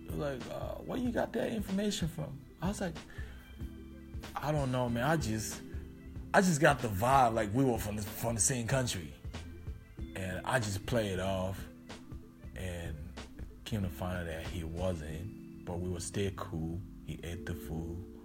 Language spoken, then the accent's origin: English; Liberia; moved away; I was from Liberia